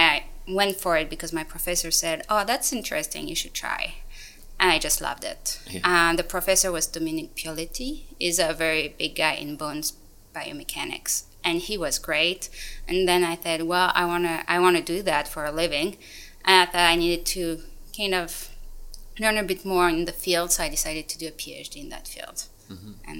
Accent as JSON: {"language": "English", "country": "France", "also_born_or_lived": "Paris / Norfolk, Virginia, United States", "moved": "as an adult", "lives_now": "Auckland, New Zealand", "said": "I'm a research fellow at the Auckland Bioengineering Institute. Initially, I'm from France. I did my undergraduate and master's degree in Paris in an engineering school in mechanical engineering. And I also did an exchange year in Switzerland."}